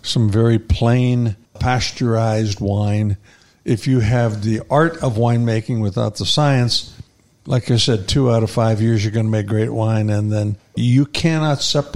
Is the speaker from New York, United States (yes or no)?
no; Pittsburgh, Pennsylvania, United States; moved away as an adult; also born or lived in Davis, California; now in Paso Robles, United States; the people that I grew up with back in Pittsburgh